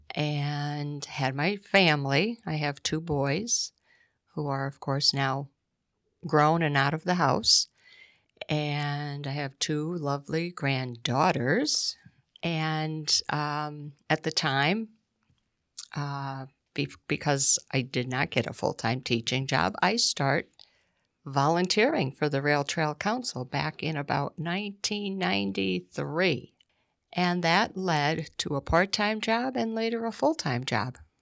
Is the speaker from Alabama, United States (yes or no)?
no; Scranton, Pennsylvania, United States; moved away as an adult; now in Clifford Township, United States; originally from Scranton